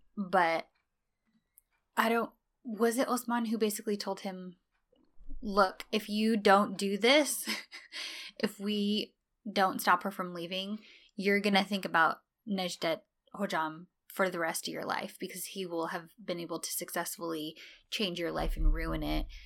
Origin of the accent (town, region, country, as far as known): United States